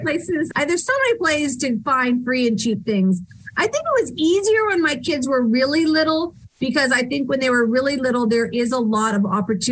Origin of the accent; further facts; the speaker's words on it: California, United States; now in Tennessee, United States; especially because I came from California. And when you live in California, it's great, but everything is so far away. It takes so long to get out of the state, to go north or south. So now that I live in Tennessee